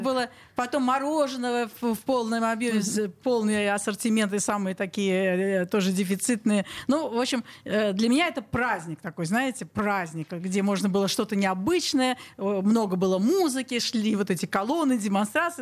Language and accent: Russian; Saint Petersburg, Russia; я родилась на Петра Алексеева, сейчас Спасский переулок, практически угловой дом